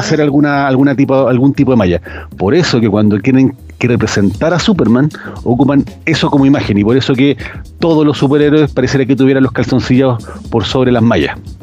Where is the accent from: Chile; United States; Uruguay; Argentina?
Chile; cómo somos los chilenos